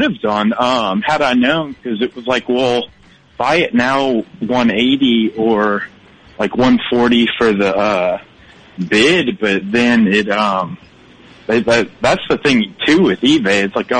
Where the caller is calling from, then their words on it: Baton Rouge, Louisiana, United States; I'm calling from Baton Rouge.